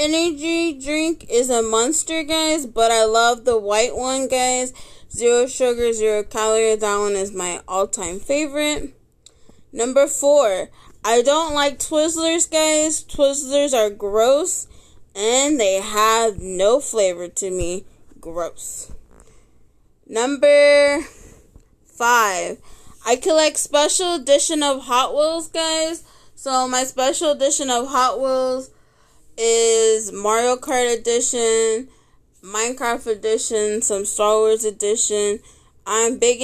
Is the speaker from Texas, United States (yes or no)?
yes; Texas, United States; I was born and raised here in Texas